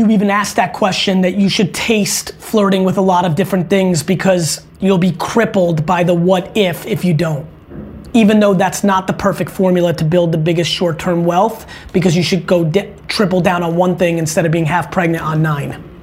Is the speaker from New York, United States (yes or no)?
yes; Buffalo, New York, United States; I'm from Buffalo, New York.